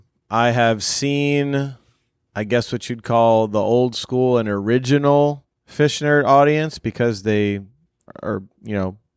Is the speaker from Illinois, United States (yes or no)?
no; Louisiana, United States; moved away; back in my hometown of Louisiana